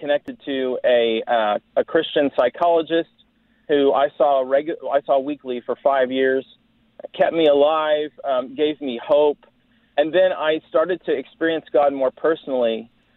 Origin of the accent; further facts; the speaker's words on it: Dallas, Texas, United States; I'm a Texan. I was raised in the Dallas area, different places around Texas mostly